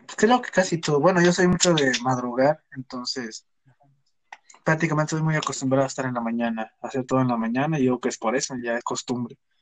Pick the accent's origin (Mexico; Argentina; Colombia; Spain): Mexico; somos mexicanos todos